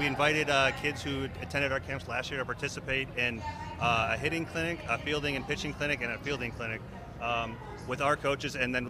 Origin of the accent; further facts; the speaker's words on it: Shaker Heights, Ohio, United States; I grew up in Shaker Heights.